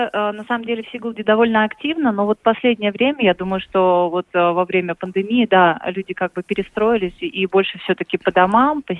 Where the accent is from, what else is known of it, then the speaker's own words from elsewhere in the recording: Moscow, Russia; И мы вот как те самые москвичи, которые э, хотели бы воздуха, которые всегда стремятся выехать за город, подышать, погулять и так далее